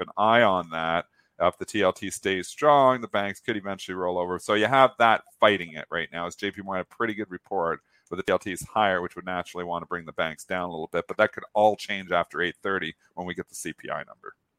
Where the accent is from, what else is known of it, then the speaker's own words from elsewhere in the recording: Canada; I'm Canadian